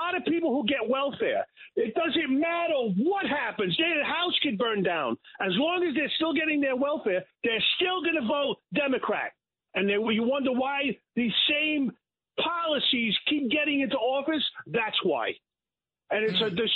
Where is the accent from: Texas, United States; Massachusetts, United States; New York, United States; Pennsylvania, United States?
New York, United States; New York City; I'm born and raised in Brooklyn